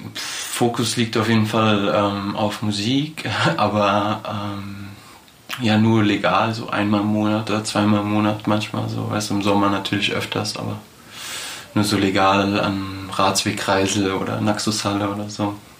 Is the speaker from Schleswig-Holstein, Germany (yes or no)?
no; Frankfurt, Hesse, Germany; wir sind halt alle in Frankfurt aufgewachsen